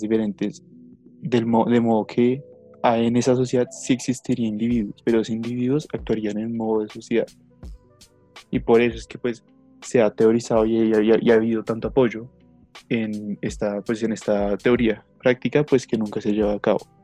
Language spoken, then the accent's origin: Spanish; Colombia; Somos colombianos, somos de una nación